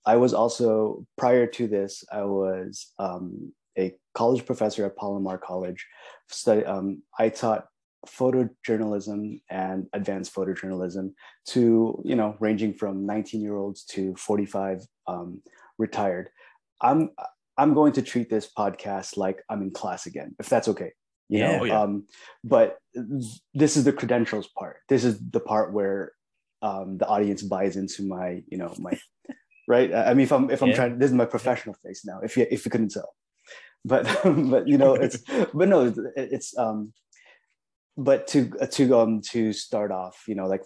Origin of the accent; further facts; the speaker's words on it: Oceanside, California, United States; English is a second language; moved away as an adult; also born or lived in Philippines / San Diego, California; now in Arlington, Virginia, United States; I grew up in Oceanside, California, but I was born in the Philippines